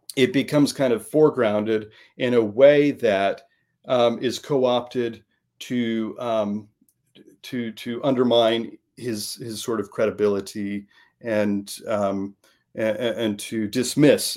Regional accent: Midwest, United States; I grew up in the Midwest

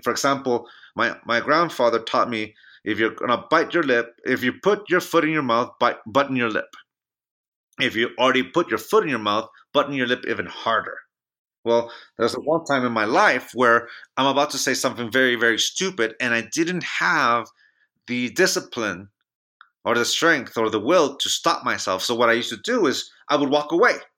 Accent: Chula Vista, California, United States; moved away as an adult; now in Reno, United States; My hometown of San Diego, California

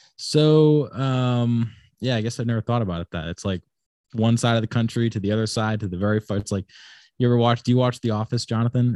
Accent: Wickford, Rhode Island, United States; also born or lived in Laguna Beach, California / Florida / Big Island, Hawaii; I pretty much grew up here in Rhode Island for the most part, um, in a place called Wickford, Rhode Island.

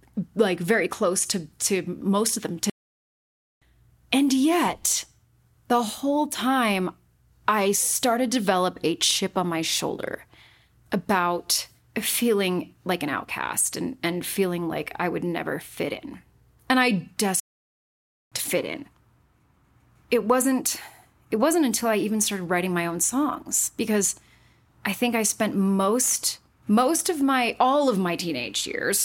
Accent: Utah, United States; Born and raised in Utah, and I was not raised Mormon.

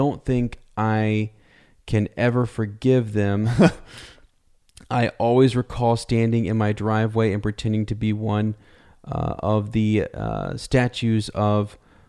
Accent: Minnesota, United States; I grew up in Minnesota and attended a Christian high school, and I believe I'm roughly the same age as you both

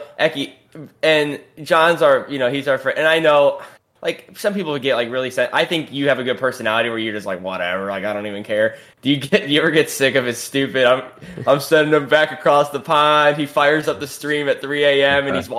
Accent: United States; me being like American

